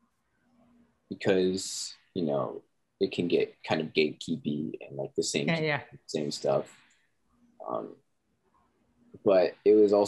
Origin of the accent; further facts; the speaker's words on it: Lubbock, Texas, United States; moved away; also born or lived in London / Arizona; I grew up in Lubbock, Texas, which is like, it's basically just a college town